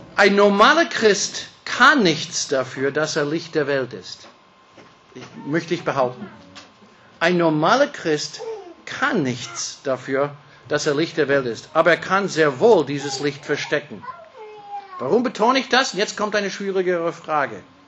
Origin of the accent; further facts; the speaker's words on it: California, United States; German is a second language; now in Austria; ich bin, wie gesagt, ein gebürtiger Kalifornier, bin mit einer Deutsche verheiratet